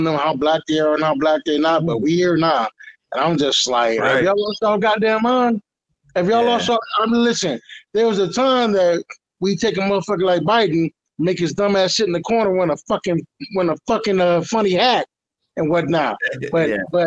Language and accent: English; United States; also born or lived in Detroit, Michigan / Houston, Texas; growing up in Detroit and Houston